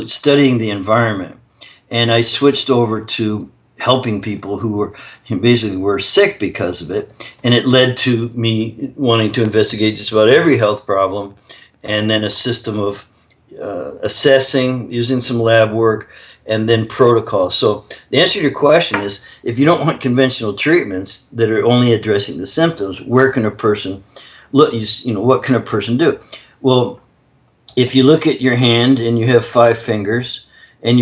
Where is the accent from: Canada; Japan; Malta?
Canada; I'm actually Canadian